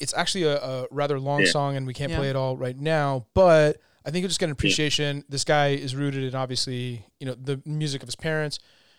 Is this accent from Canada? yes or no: yes; Canada; as a Canadian